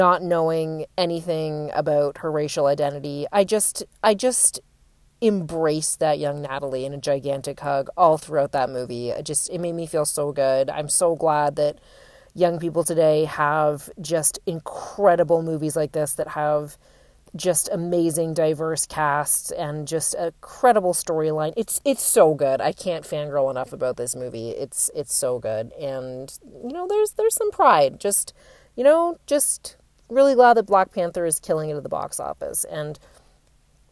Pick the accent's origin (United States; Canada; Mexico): Canada; also born or lived in Toronto; as a Canadian